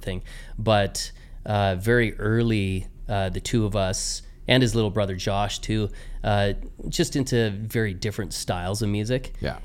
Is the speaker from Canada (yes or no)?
yes; Medicine Hat, Alberta, Canada; also born or lived in Saskatchewan; my my upbringing was in Medicine Hat, and uh, went through conservatory training there